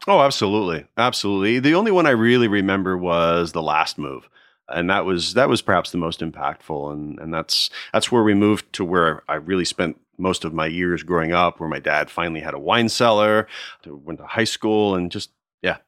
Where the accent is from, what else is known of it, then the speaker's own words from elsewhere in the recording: United States; also born or lived in Nashville, Tennessee / Connecticut / New Jersey; now in Florida, United States; I grew up outside of Philadelphia. I was born in Nashville, Tennessee